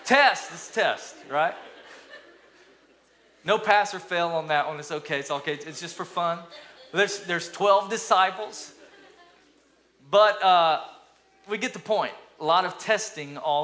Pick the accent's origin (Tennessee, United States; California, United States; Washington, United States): Tennessee, United States; East; moved away; also born or lived in Alabama; when I grew up in East Tennessee, lived in Alabama for about 15 years